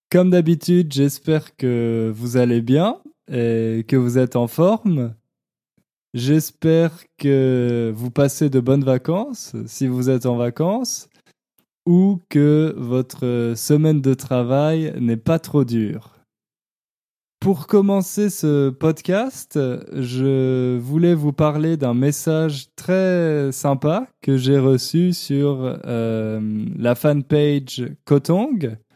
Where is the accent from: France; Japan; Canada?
Canada; Ontario; Je viens de l'Ontario, au Canada, dans un endroit où on parle surtout anglais. J'ai fait mon école primaire et secondaire en français